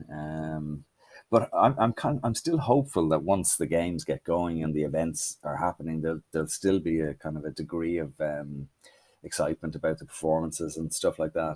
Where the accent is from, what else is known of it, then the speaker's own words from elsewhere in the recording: Ireland; we're from Ireland